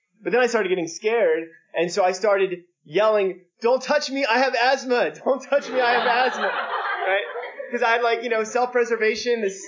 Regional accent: Alabama, United States; I don't know if you know this, I grew up in Alabama

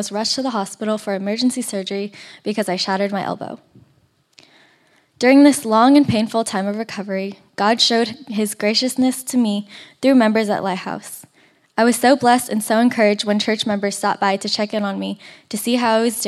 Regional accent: Torrance, California, United States; I grew up here in Torrance

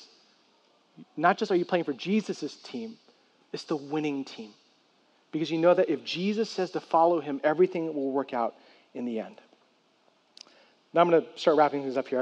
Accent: San Francisco, California, United States; I grew up in San Francisco

